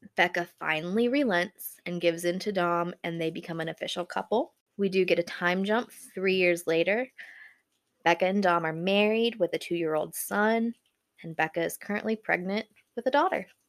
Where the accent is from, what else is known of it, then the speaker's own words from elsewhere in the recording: Buffalo, New York, United States; I'm from Buffalo, New York